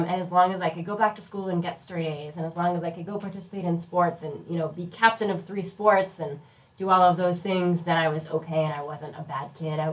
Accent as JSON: {"language": "English", "town": "Boston", "region": "Massachusetts", "country": "United States", "tie": "born or raised there", "said": "I grew up here around Boston, a little north of Boston"}